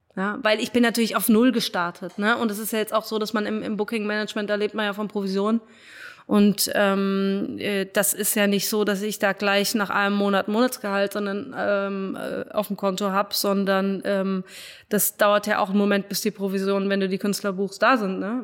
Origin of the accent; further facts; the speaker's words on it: Frankfurt, Hesse, Germany; also born or lived in Cologne; bin dann wieder in meiner Heimat in, in Frankfurt gelandet